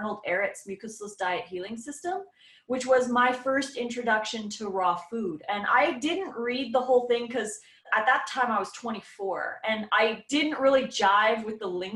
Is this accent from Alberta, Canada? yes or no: yes; Edmonton, Alberta, Canada; moved away as an adult; now in Oregon, United States; I grew up in Edmonton, Alberta, Canada. So I was there for 38 years, 39 almost.